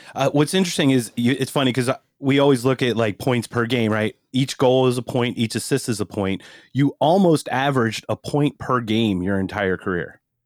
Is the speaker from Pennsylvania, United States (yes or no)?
yes; Philadelphia, Pennsylvania, United States; growing up in Philadelphia